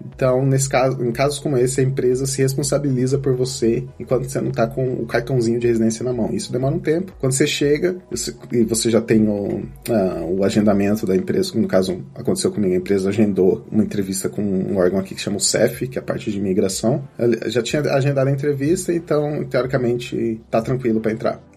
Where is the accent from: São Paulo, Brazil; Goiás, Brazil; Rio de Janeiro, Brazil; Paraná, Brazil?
São Paulo, Brazil; Campinas; moved away as an adult; now in Porto, Portugal; eu sou de Campinas, no Brasil